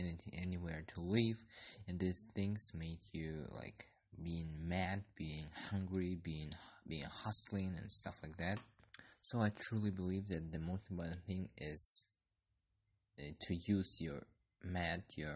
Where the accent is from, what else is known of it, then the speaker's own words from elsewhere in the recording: Kyrgyzstan; I'm from Kyrgyzstan